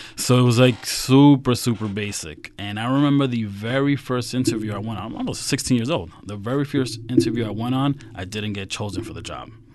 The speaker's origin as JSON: {"language": "English", "town": "New York City", "region": "New York", "country": "United States", "tie": "born or raised there", "said": "I grew up in Queens, so if you know the seven train that goes right into Met Stadium"}